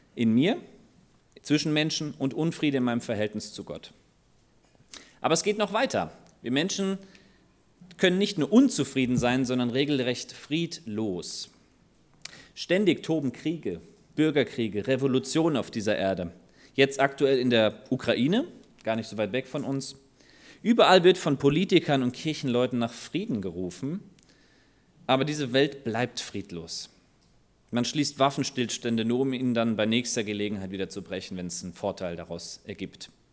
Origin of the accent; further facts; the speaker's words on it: Germany; unser Wohlstand als Deutsche